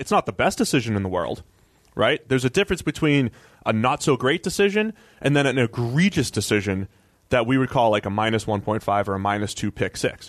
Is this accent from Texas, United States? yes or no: no; Boston, Massachusetts, United States; my hometown, Boston